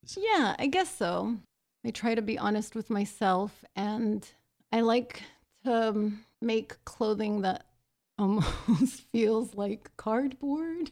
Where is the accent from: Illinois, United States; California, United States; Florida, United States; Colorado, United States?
California, United States; Los Angeles; I'm from Los Angeles. I was born in East Los Angeles, and I grew up in Highland Park and then later the San Gabriel Valley.